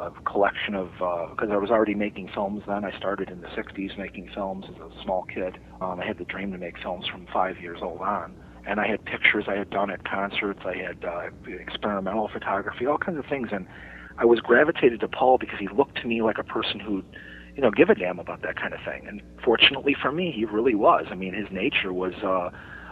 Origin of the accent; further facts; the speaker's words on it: Chicago, Illinois, United States; I was a kid growing up on Addison Street in Chicago, a couple of miles from Wrigley Field